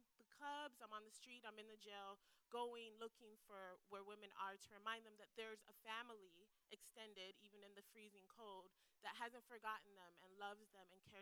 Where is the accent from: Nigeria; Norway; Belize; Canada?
Belize; moved away as an adult; now in Tampa, United States; I'm from Belize